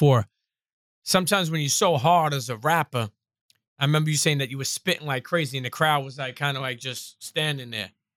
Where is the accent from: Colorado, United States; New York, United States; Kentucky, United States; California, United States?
New York, United States; New York City; also born or lived in Bensonhurst, Brooklyn; I grew up in Coney Island, and then we moved to Bensonhurst.